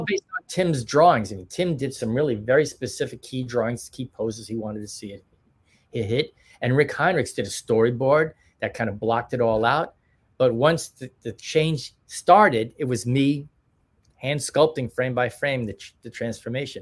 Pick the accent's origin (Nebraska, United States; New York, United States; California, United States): New York, United States; we're from New York too